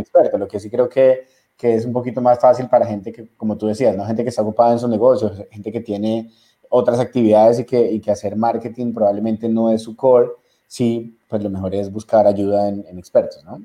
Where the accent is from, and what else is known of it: Ecuador